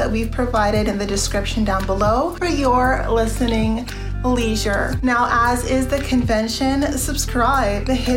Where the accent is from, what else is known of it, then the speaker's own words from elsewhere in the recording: Canada; I see myself as Canadian